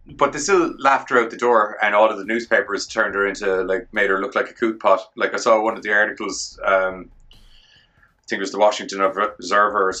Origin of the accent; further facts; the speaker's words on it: Ireland; I'm Irish